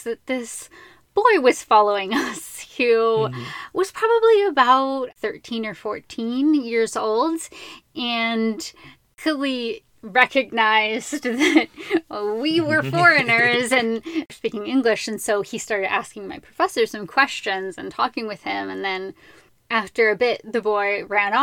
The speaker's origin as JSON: {"language": "English", "country": "United States", "said": "I am from a place that thinks that all of these people don't matter"}